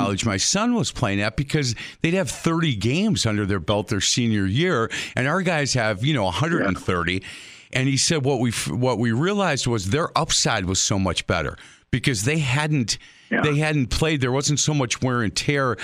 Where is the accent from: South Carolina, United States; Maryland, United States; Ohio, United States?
Ohio, United States; growing up in Ohio, you know, because of the weather, there wasn't a ton of baseball you could play